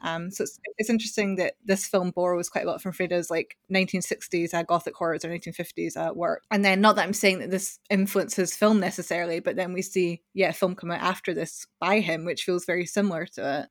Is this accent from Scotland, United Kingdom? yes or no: yes; Scotland, United Kingdom; I'm Scottish